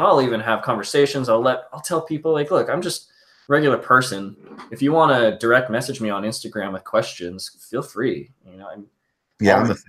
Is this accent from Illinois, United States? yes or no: no; Salt Lake City, Utah, United States; now in Colorado, United States; I was born in Salt Lake City, Utah